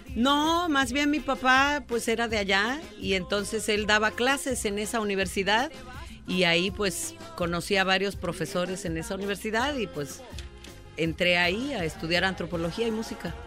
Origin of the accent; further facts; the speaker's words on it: Oaxaca, Mexico; poco oías hablar el mixteco, el zapoteco en mi tierra, no se oía en, la ciudad de Oaxaca